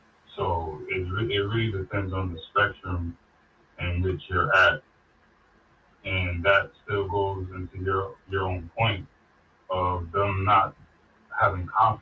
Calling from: Brooklyn, New York, United States; I'm calling from New York.

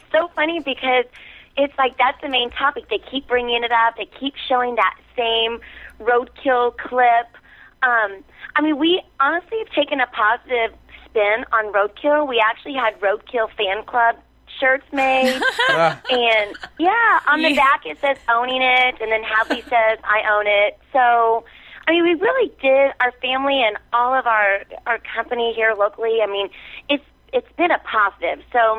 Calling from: Indiana, United States; I'm calling from Indiana.

